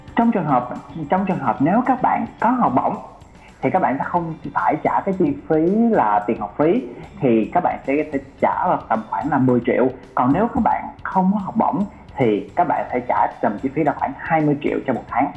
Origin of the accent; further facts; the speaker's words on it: Vietnam; moved away; also born or lived in Taiwan; mình người Việt Nam